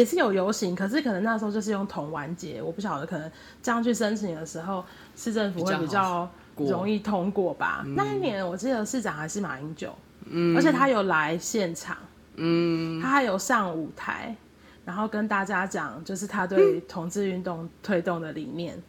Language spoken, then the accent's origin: Chinese; Kaohsiung, Taiwan; moved away as an adult; also born or lived in Taichung / Tainan; now in Taipei, Taiwan; 因为我原本就是在高雄长大，然后后来在台中、台南读书，台中读书。